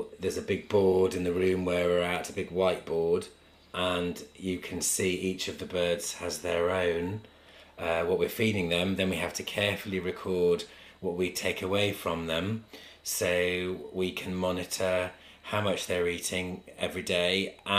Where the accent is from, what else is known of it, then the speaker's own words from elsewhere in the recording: Bristol, South West England, United Kingdom; I'm from Bristol